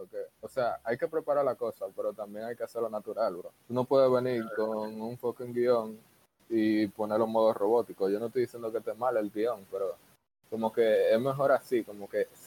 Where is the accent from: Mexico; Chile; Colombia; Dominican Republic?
Dominican Republic; yo soy dominicano